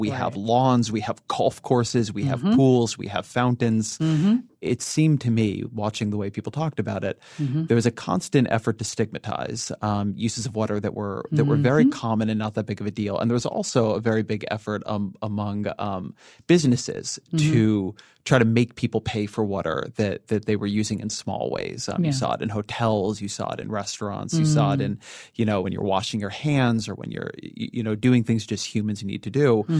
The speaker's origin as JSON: {"language": "English", "region": "California", "country": "United States", "said": "I'm Californian"}